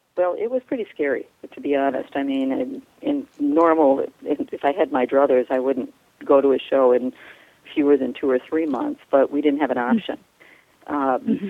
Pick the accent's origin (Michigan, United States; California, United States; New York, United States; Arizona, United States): New York, United States; outside of Manhattan; moved away; I grew up outside of Manhattan